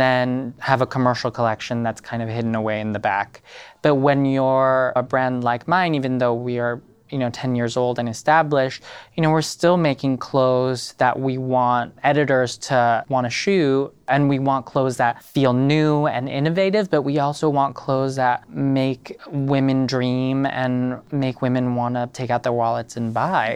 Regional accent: Paris, Île-de-France, France; now in New York, United States; growing up in Paris and being French

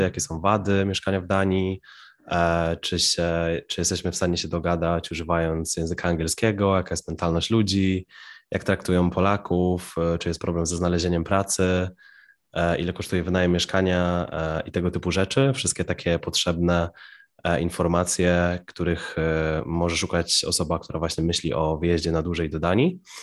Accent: Piła, Greater Poland, Poland; moje rodzinne miasto Piła

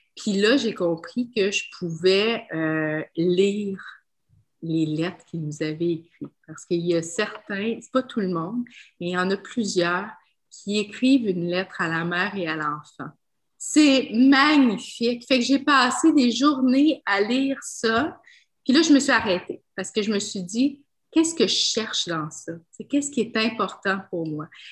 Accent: Quebec, Canada; je suis québécoise, mais j'ai l'air, euh, j'ai l'air multi-ethnique

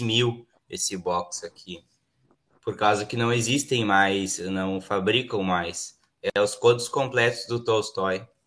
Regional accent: Vale do Sol, Rio Grande do Sul, Brazil; now in Santa Cruz do Sul, Brazil; o padre da, da minha congregação lá, lá da minha cidade, em Vale do Sol

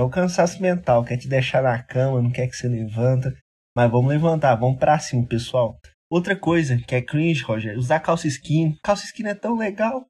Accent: Minas Gerais, Brazil; nós somos do, do, de Minas Gerais

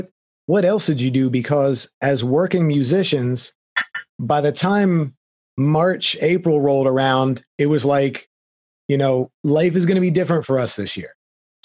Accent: Florida, United States; I mean, I came from Florida and someday I'll be returning there, I'm sure.

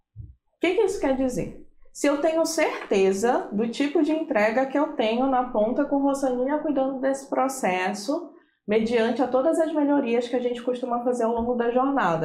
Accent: Pará, Brazil; now in Santos, Brazil; Eu sou assistente social de formação pela Federal do Pará, inclusive não sou de Santos, sou importada

